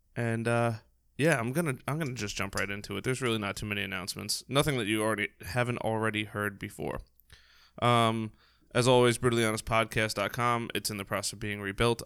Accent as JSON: {"language": "English", "region": "New York", "country": "United States", "said": "we're from New York, so we talk really, really, really fast"}